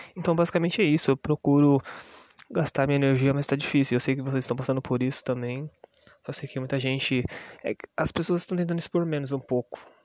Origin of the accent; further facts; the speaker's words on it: Brazil; eu sou brasileiro